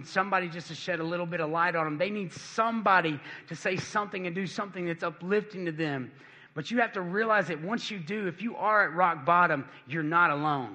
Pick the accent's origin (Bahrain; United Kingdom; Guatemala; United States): United States; Cleveland, Tennessee; moved away; I'm from Cleveland, Tennessee.